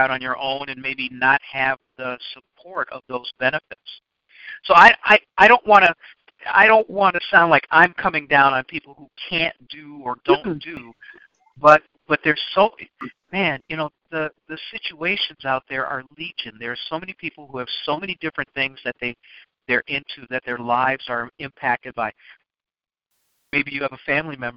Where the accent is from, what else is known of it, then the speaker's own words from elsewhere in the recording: Chicago, Illinois, United States; I grew up in Chicago